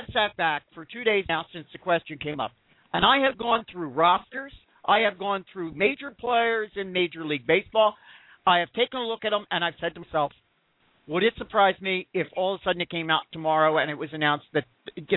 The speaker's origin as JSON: {"language": "English", "town": "Philadelphia", "region": "Pennsylvania", "country": "United States", "said": "I'm from the Philadelphia region"}